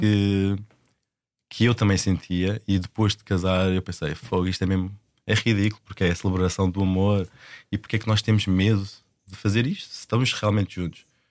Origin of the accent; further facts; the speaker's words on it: Portugal; moved away as an adult; also born or lived in London; como eu sou português e as nossas famílias estão tão enraizadas em Portugal